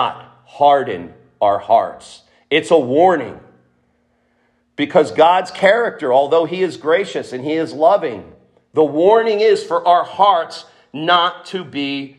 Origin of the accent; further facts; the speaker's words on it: Trenton, New Jersey, United States; I grew up in Trenton